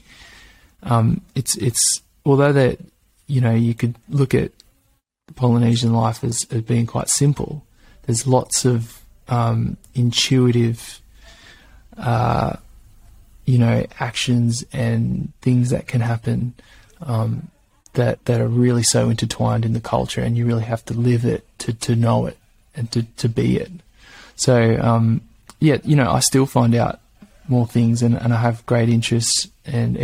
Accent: Gold Coast, Queensland, Australia; now in Byron Bay, Australia; I grew up in Australia

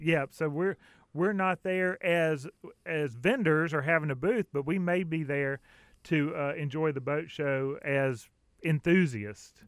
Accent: Southern US, United States; accent: Southern; my Southern accent

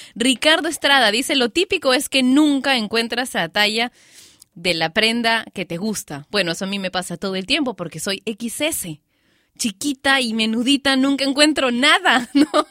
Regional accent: Peru; en mi país, Perú

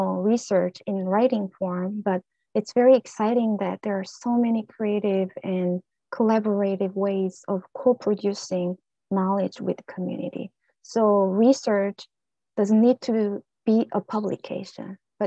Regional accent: South Korea; accent: ethnic accent; English is a second language; now in United States; as a Korean immigrant

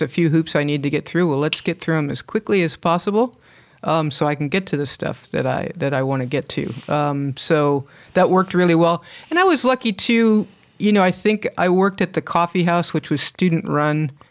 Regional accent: Hermosa Beach, California, United States; moved away; I grew up in Hermosa Beach, uh, back in the, you know, the sixties and, uh, early seventies

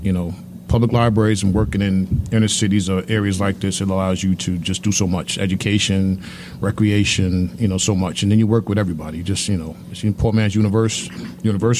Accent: New York City, New York, United States; I'm from Brooklyn, New York, but I worked in Queens.

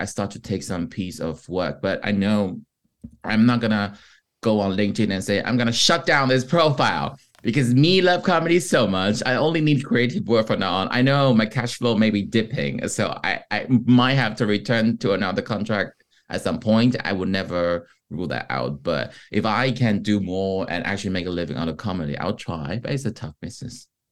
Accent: Taiwan; first language Mandarin; English is a second language; moved away as an adult; now in United Kingdom; being Taiwanese coming from Taiwan

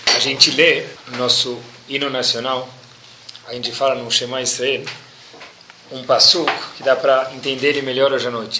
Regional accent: Brazil; nós somos brasileiros natos

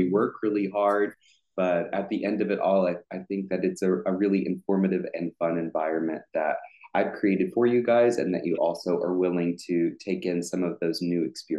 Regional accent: Arkansas, United States; I'm originally from Arkansas, a really small town.

